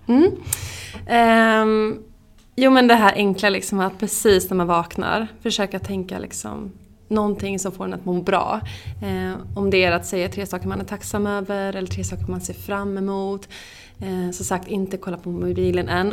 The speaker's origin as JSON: {"language": "Swedish", "town": "Skara", "region": "Västra Götaland", "country": "Sweden", "moved": "as an adult", "lives_now": "Stockholm, Sweden", "said": "jag är från Skara, bor i Stockholm sedan tio år tillbaka"}